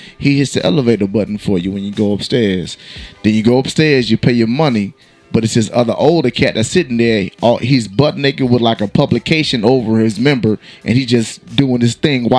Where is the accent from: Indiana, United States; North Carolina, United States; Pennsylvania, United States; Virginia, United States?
North Carolina, United States; Greensboro; also born or lived in Camp Lejeune, North Carolina; No, I'm from Greensboro. I was born in Camp Lejeune.